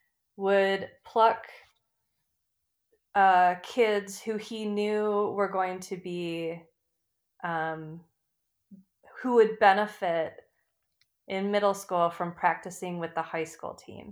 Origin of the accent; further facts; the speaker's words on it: Michigan, United States; now in Minneapolis, United States; I'm from Michigan